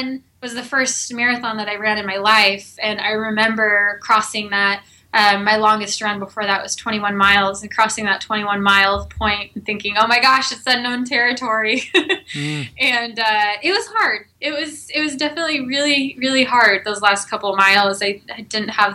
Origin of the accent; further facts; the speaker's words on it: Texas, United States; moved away; I'm originally from Texas